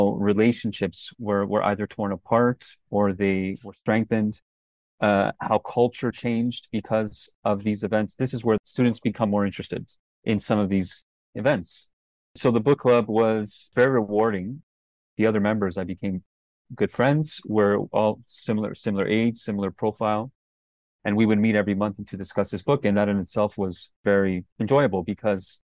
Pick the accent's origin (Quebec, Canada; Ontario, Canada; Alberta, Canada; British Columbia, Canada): Ontario, Canada; Toronto; moved away as an adult; now in China; I was born and raised in Toronto, Canada